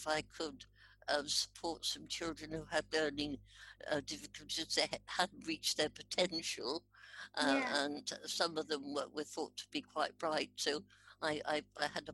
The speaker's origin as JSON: {"language": "English", "town": "Park Street", "region": "East of England", "country": "United Kingdom", "tie": "born or raised there", "also_born_or_lived": "Radlett", "said": "I grew up in Hertfordshire in a little village in between St Albans and Radlett in Hertfordshire. I was born in Radlett and then we moved into the little village called"}